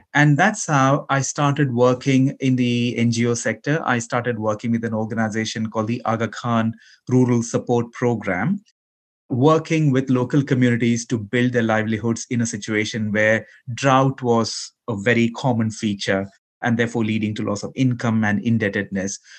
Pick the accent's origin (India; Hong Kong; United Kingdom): India; Ahmedabad, Gujarat; also born or lived in Kerala, India; I was born in Kerala, in India, but I grew up in Gujarat, in Western India, in the city of Ahmedabad.